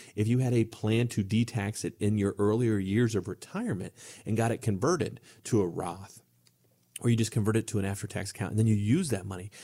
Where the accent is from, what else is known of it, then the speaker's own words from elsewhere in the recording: Ohio, United States; moved away; I'm from a small town in Ohio